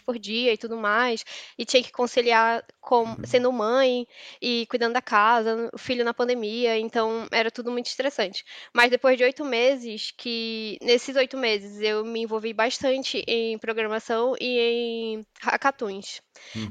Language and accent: Portuguese; Manaus, Amazonas, Brazil; moved away as an adult; now in São Paulo, Brazil; eu me mudei para São Paulo. Me mudei para São, eu sou de Manaus